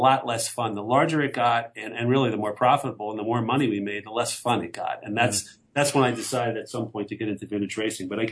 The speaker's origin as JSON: {"language": "English", "region": "Pennsylvania", "country": "United States", "tie": "born or raised there", "said": "we grew up in Pennsylvania"}